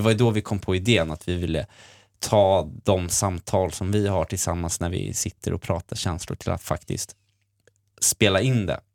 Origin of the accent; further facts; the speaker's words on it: Sweden; jag är också från Sverige